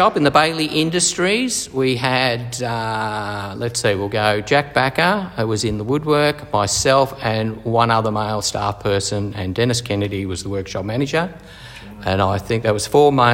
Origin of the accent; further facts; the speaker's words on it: Hampton, Victoria, Australia; also born or lived in Scotland / South Africa / New Zealand; Came to Australia in 1968 and grew up in Hampton, went to Hampton Primary, Hampton High School